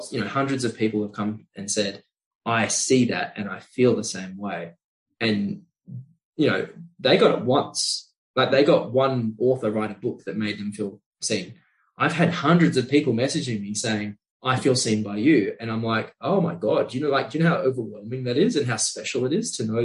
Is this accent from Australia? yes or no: yes; Australia; born or raised there